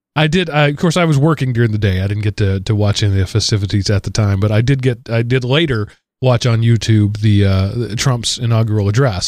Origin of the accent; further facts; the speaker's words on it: Denton, Texas area, United States; You're, you're right down in my hometown there, uh, area, Denton, Texas. I was a, a little farther south of you